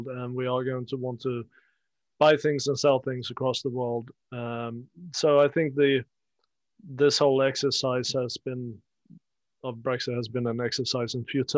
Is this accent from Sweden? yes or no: yes; Sweden; moved away; I come from Sweden, and we have a north-south divide as well. I'm from the south coast.